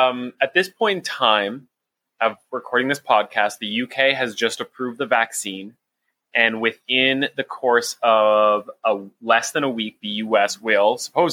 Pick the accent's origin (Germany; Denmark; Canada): Canada; as a Canadian